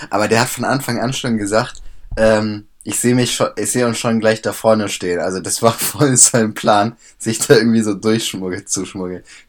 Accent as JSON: {"language": "German", "region": "Bremen", "country": "Germany", "said": "bei uns in Bremen"}